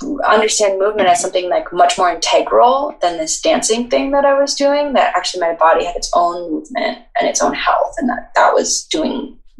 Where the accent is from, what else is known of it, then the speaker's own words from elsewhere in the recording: Boulder, Colorado, United States; I lived in Boulder my whole life